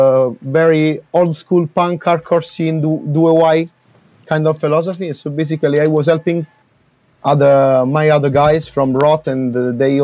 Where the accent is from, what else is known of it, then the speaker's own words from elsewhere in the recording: Naples, Campania, Italy; I'm from Napoli, so Naples